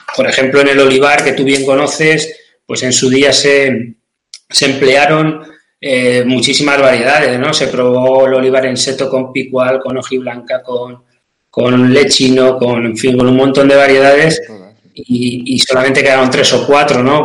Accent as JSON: {"language": "Spanish", "town": "San Clemente", "region": "Castilla-La Mancha", "country": "Spain", "said": "soy de San Clemente, un pueblo de Cuenca, de Castilla-La Mancha"}